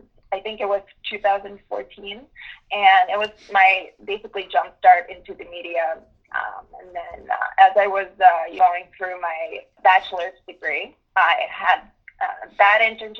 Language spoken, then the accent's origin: English; United States; Growing up in the United States, there's a certain culture that you have to start working at least turning when you turn 16 years old.